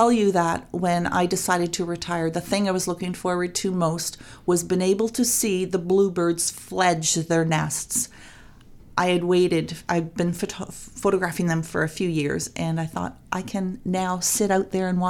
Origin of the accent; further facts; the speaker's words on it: Port Sydney, Ontario, Canada; Born and raised in Port Sydney.